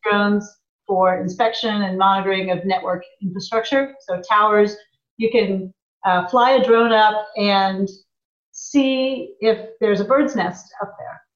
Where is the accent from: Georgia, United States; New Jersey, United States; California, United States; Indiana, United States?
Indiana, United States; a small town in; moved away as an adult; also born or lived in Japan / Chicago; now in Portland, United States; I grew up in the Midwest in a small town in Indiana